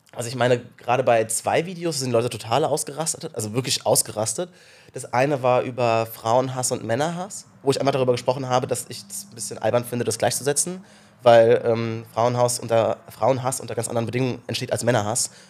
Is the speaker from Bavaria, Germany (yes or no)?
no; Rhineland-Palatinate, Germany; ich bin aus, auf einem kleinen Kaff in Rheinland-Pfalz groß geworden